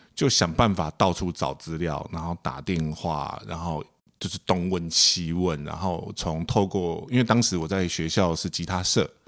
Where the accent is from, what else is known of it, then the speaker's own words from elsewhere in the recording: Taipei, Taiwan; also born or lived in Kaohsiung; 我是台北人， 我是台北小孩